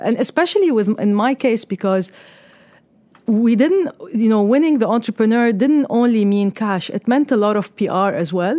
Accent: Lebanon; moved away as an adult; also born or lived in Australia; now in United Arab Emirates; I was, uh, born and raised in Lebanon

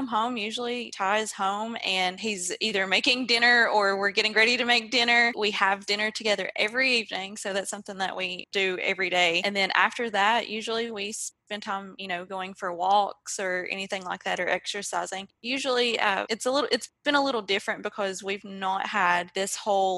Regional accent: Pikeville, Kentucky, United States; I am from Pikeville, Kentucky. So I actually grew up here in Pikeville.

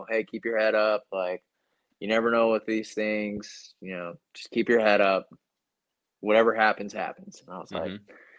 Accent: Washington, United States; Not in the Seattle area very much, but like my hometown gets a good amount of snow.

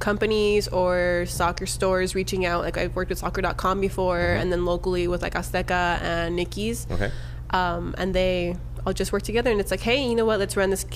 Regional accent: Southern California, United States; They knew I was from Southern California.

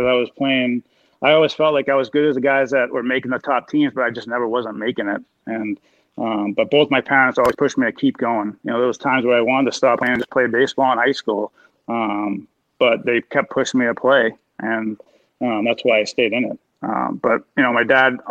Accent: Waltham, Massachusetts, United States; also born or lived in Chelmsford, Massachusetts; I grew up in Waltham, and I moved to Chelmsford when I was 12

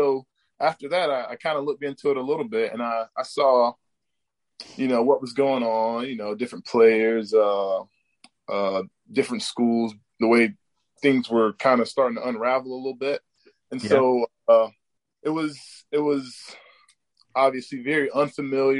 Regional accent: St. Augustine, Florida, United States; Here in St. Augustine, Hastings, Florida area

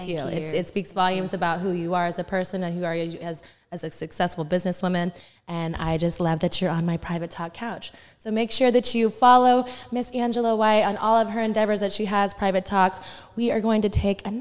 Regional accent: Texas, United States; growing up in the Texas, like, Southern charm

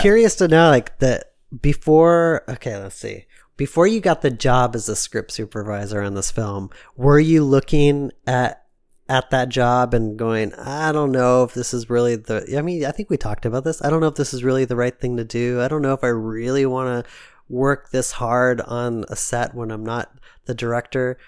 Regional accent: United States; my mom's side of the family came from Switzerland. So, like, I have, like, this, like, deep Swiss roots. Even though I'm American

